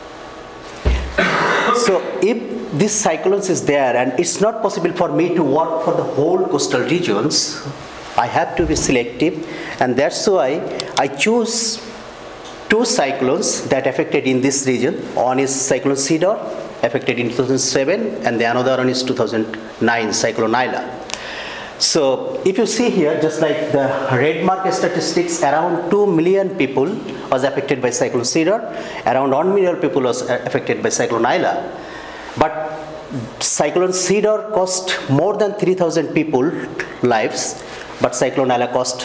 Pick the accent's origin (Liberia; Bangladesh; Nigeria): Bangladesh; first language Bengali; English is a second language; my mother tongue is Bangla